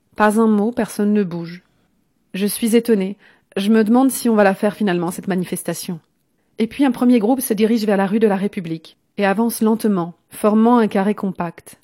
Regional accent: Lyon, Auvergne-Rhône-Alpes, France; moved away; J'ai grandi à Lyon

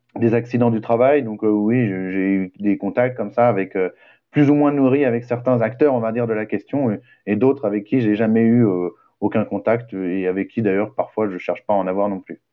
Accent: western France, France; now in Pantin, France; je viens de l'ouest de la France

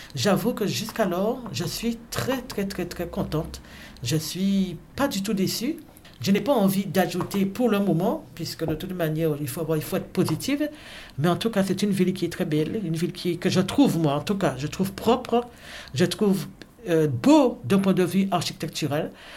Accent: Pointe-à-Pitre, Guadeloupe; moved away as an adult; now in Charleville-Mézières, France; je suis originaire de la Guadeloupe, qui est un département d'outre-mer

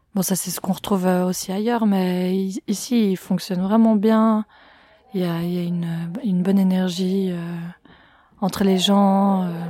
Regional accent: Fribourg, Switzerland; moved away as an adult; je viens de Suisse, du canton de Fribourg

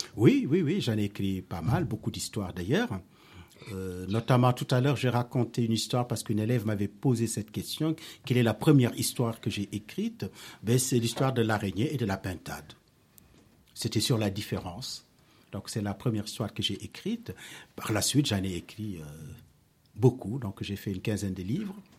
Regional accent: Senegal; now in Paris, France; je suis né au Sénégal, mais je vis à Paris depuis très très très longtemps

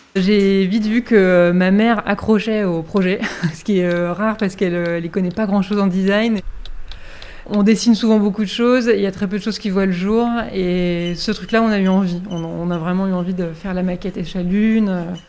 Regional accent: Berry, Centre-Val de Loire, France; quand j'ai grandi de ma campagne berrichonne

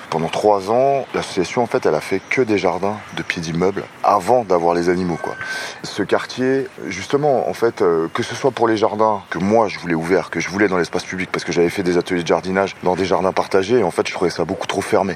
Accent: Seine-Saint-Denis, Île-de-France, France; je suis né, j'ai grandi en Seine-Saint-Denis

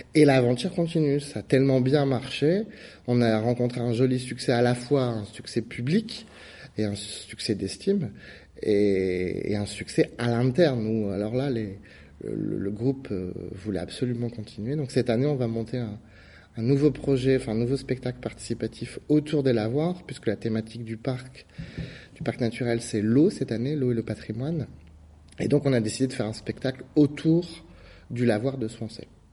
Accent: Nord-Pas-de-Calais, Hauts-de-France, France; moved away; also born or lived in London / Paris; je suis originaire du Nord-Pas-de-Calais

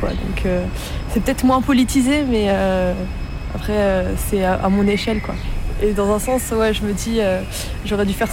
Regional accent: Nice, Provence-Alpes-Côte d'Azur, France; now in Lyon, France; Moi, je viens de Nice

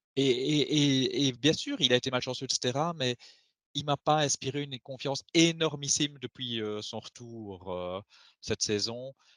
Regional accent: Belgium; on est belge

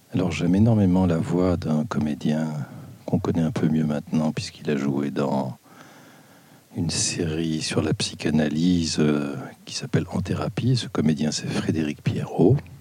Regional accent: Brussels, Brussels-Capital Region, Belgium; je viens de Belgique, mais mon père était français, ma mère hollandaise, et moi je suis né à Bruxelles et je vis à Bruxelles

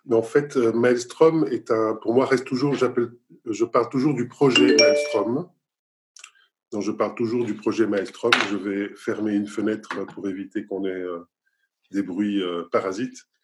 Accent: Nice, Provence-Alpes-Côte d'Azur, France; born there; Mon pays d'origine, parce que je suis, né, je suis né à Nice en France.

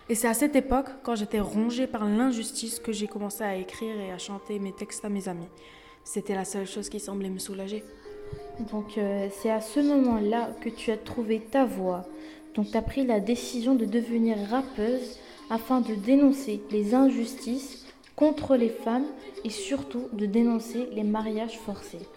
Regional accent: Afghanistan; born there; Alors, je suis née en Afghanistan en 1996 sous le régime des talibans.

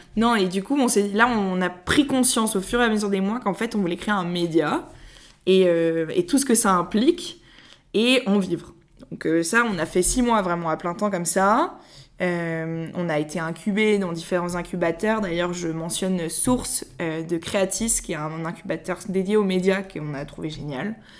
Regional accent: Paris, Île-de-France, France; je suis née à Paris j'ai fait toute ma scolarité à Paris

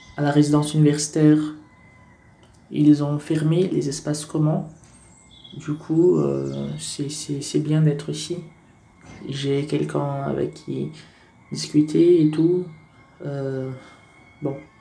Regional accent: Brazil; now in France; je suis brésilien

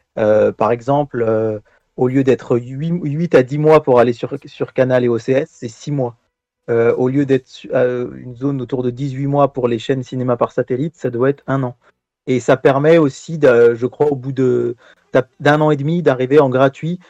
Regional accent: France; chez nous en France

